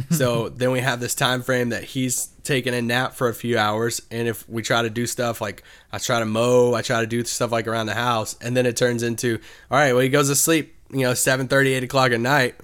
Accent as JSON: {"language": "English", "region": "Kentucky", "country": "United States", "tie": "born or raised there", "also_born_or_lived": "Virginia", "moved": "as an adult", "lives_now": "Dallas, United States", "said": "Growing up in Kentucky"}